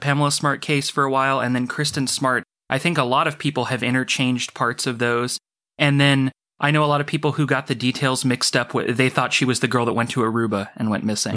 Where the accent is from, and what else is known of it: Orcutt, California, United States; born or raised there